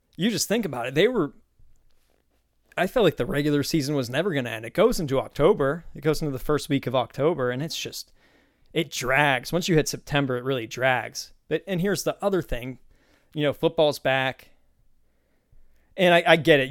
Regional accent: Pennsylvania, United States; moved away; I grew up in Pennsylvania

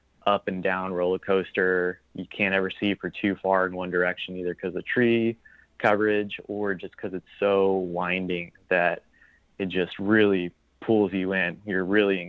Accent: Arkansas, United States; also born or lived in Utah; I'm from Arkansas

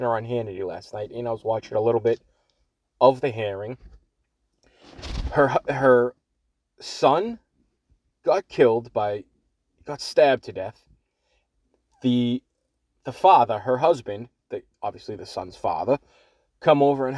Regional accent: Everett, Massachusetts, United States; If you can't tell by the way I talk, I am from Boston, a little city right outside of Boston called Everett

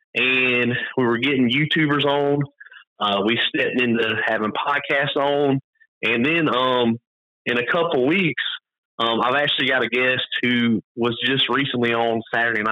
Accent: the South, United States; I'm from the South

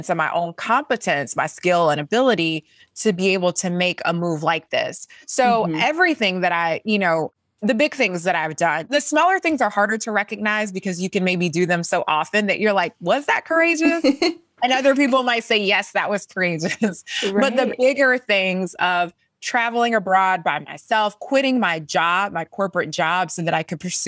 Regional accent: Columbia, South Carolina, United States; I'm a girl from Columbia, South Carolina, born and raised in the South

